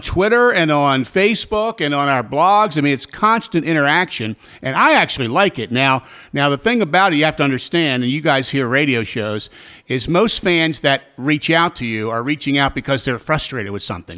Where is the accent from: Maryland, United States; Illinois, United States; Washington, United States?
Maryland, United States; Baltimore; also born or lived in Frederick, Maryland / Richmond, Virginia; my hometown of Baltimore